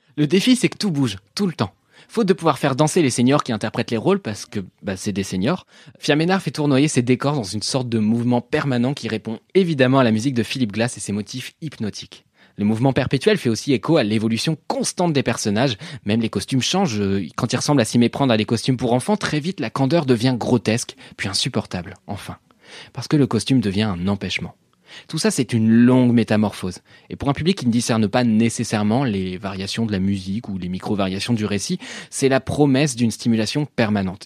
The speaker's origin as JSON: {"language": "French", "country": "France", "also_born_or_lived": "Paris / Normandy", "said": "je suis parisien et normand"}